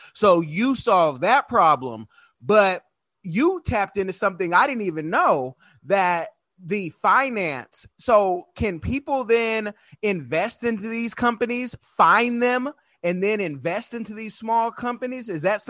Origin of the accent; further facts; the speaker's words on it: United States; I'm born in America